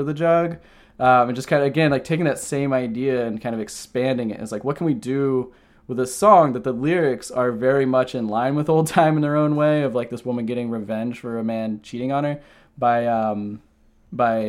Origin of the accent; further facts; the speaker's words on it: Ohio, United States; moved away as an adult; now in New Jersey, United States; I grew up in Ohio